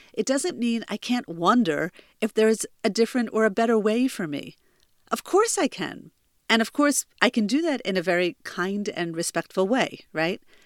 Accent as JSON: {"language": "English", "region": "New Jersey", "country": "United States", "tie": "born or raised there", "moved": "as an adult", "lives_now": "Israel", "said": "I'm originally from New Jersey, but I've been living in Israel for almost fifteen years"}